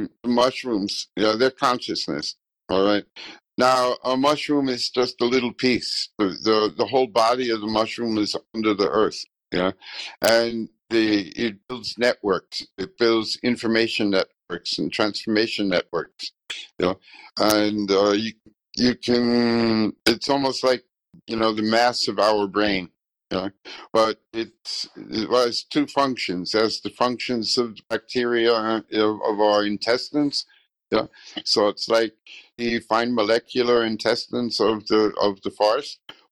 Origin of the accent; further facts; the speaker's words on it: Heidelberg, Baden-Württemberg, Germany; born there; I was born in Heidelberg.